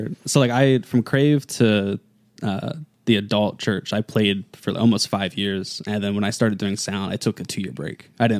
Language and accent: English; Gore, Virginia, United States; also born or lived in Salisbury, Maryland; I grew up in Gore. I grew up in the woods, the sticks, riding four-wheelers and stuff.